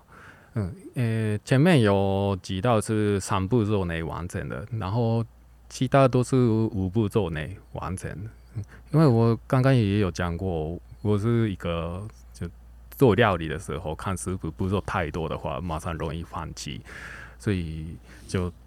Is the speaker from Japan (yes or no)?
yes; Japan; Chinese is a second language; now in Taiwan; 然后还是大部分是日本的，因为我在日本长大，所以一直以来喜欢日本的乐团。